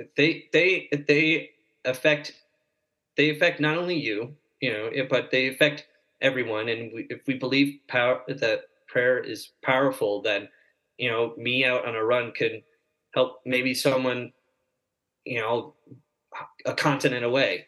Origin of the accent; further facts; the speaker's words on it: Fredericksburg, Virginia, United States; I was born in Fredericksburg, Virginia